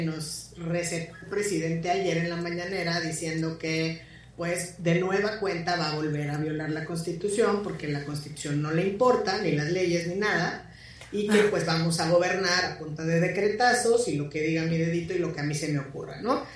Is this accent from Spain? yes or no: no; Mexico; nosotros como mexicanas y mexicanos